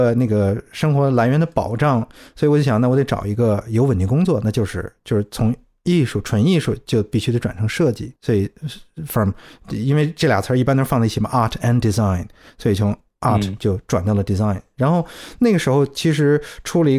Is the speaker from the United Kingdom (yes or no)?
yes; South East England, United Kingdom; accent: South East England; also born or lived in Cardiff; 其他的时候都是在 Kent，就是这个这个东南部区域。所以我觉得我的口音基本一直是沿袭着那个东南部的口音，就是一种比较 neutral，比较还算还算。比较那个舒服的一个口音吧，